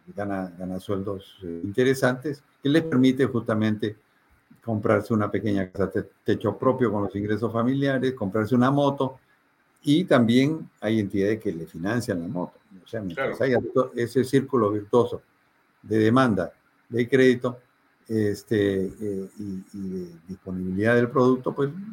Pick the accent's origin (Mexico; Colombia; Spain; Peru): Peru